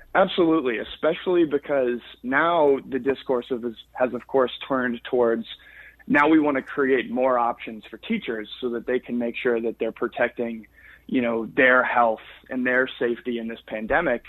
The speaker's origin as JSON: {"language": "English", "region": "Florida", "country": "United States", "tie": "born or raised there", "said": "I grew up in Florida"}